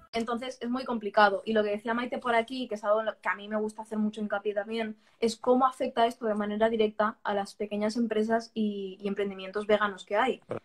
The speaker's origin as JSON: {"language": "Spanish", "town": "Barcelona", "region": "Catalonia", "country": "Spain", "tie": "born or raised there", "moved": "yes", "lives_now": "Valencia, Spain", "said": "Yo, yo, soy valenciana de adopción. O sea, yo nací en Barcelona."}